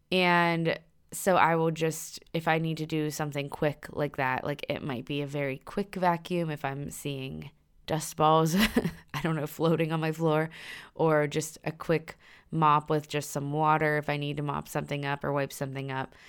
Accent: Pittsburgh, Pennsylvania, United States; moved away as an adult; also born or lived in Virginia; We're both from Pittsburgh, Pennsylvania, so we decided to move back

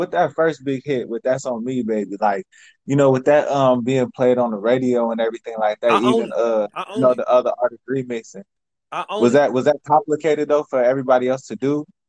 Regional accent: Chicago, Illinois, United States; now in Minnesota, United States; I'm from Chicago originally. I'm out here in Minnesota though.

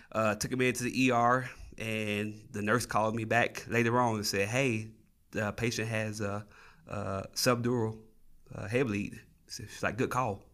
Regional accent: Tennessee, United States; moved away as an adult; now in New Mexico, United States; I'm originally from Tennessee. I, uh, moved out to New Mexico in two thousand thirteen.

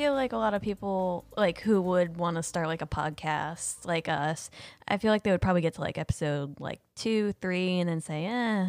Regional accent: Ohio, United States; I'm from Ohio

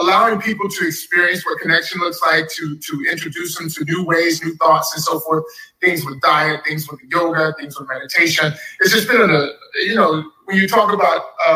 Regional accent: Dallas, Texas, United States; growing up in Texas, Dallas

